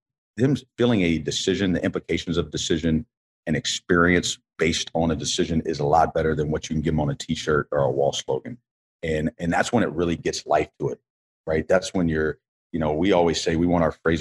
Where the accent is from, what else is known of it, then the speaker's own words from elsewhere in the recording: Columbia, South Carolina, United States; I grew up in Columbia.